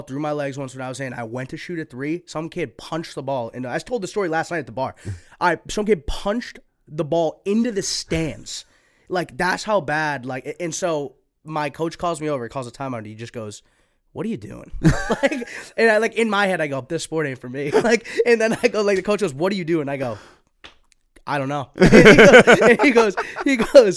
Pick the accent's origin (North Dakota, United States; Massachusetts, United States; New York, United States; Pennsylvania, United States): Massachusetts, United States; Lynn; also born or lived in Nahant, Massachusetts; I grew up in Lynn, moved to Nahant when I was 12